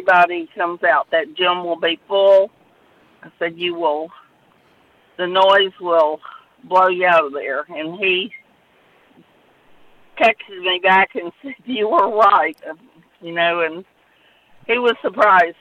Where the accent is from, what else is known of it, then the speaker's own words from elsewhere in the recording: Black Oak, Arkansas, United States; also born or lived in Virginia; I grew up in Black Oak